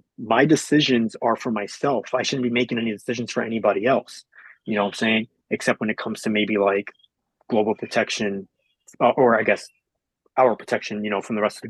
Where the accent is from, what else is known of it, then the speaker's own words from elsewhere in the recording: Long Island, New York, United States; moved away; I was born and raised in New York. Yep, I was born and raised in Long Island, more specifically